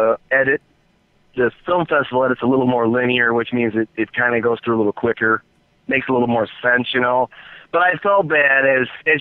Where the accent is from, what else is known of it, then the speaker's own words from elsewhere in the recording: Detroit, Michigan, United States; also born or lived in Los Angeles / Flint; I was born and raised in Detroit